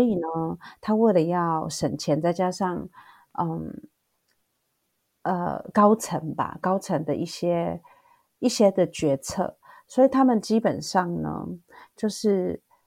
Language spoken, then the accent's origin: Chinese; Taiwan; moved away as an adult; now in South Korea; 因为我毕竟是台湾长大的